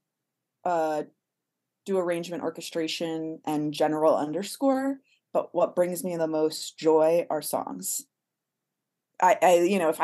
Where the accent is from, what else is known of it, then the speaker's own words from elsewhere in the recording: Miami, Florida, United States; moved away as an adult; also born or lived in Boston; now in Los Angeles, United States; I'm from Miami